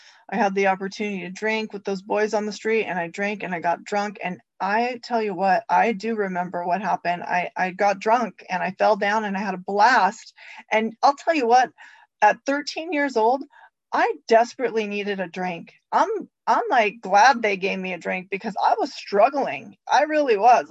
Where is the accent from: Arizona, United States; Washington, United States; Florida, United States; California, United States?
California, United States; Santa Ana; I grew up in Santa Ana, and I come from a long line of alcoholics